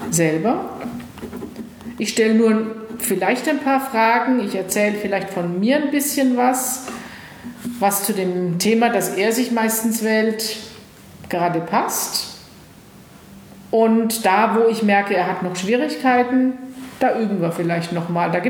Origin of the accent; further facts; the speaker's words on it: West Germany, Germany; Ich bin im Westen groß geworden.